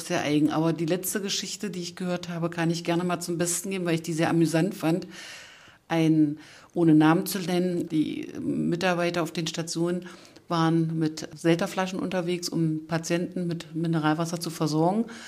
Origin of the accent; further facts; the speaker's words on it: Saxony-Anhalt, Germany; Das sagt man so bei uns in Sachsen-Anhalt